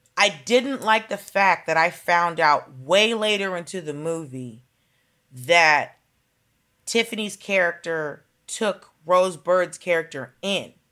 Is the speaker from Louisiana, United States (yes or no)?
no; Atlanta, Georgia, United States; I grew up in Atlanta